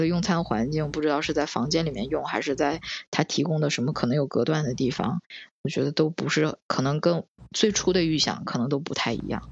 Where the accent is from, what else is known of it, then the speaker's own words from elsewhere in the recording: China; now in Tokyo, Japan; 我们就是中国人知道这个正正宗的中国料理